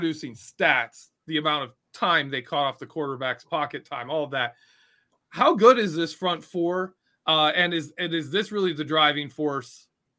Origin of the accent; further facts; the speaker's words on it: Michigan, United States; born there; I was born in Michigan